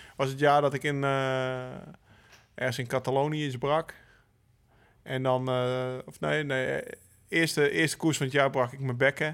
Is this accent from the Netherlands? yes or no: yes; Netherlands; als Nederlanders